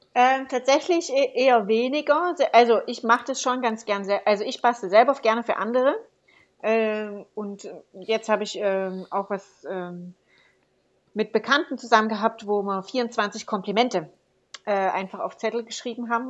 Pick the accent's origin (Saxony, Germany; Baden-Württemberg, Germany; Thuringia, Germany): Saxony, Germany; Saxon Switzerland; ich komme ja aus Sächsische Schweiz, ist das in der Nähe vom Erzgebirge.